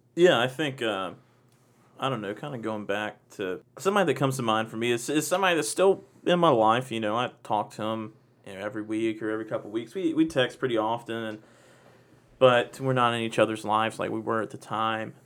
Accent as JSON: {"language": "English", "town": "Macon", "region": "Georgia", "country": "United States", "said": "I'm from Macon"}